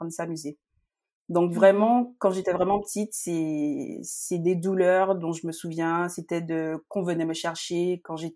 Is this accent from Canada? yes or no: no; Guadeloupe; moved away as an adult; now in Paris region, France; je suis guadeloupéenne et je vis depuis euh, maintenant 12 ans, hein, voire presque 13, euh, en région parisienne.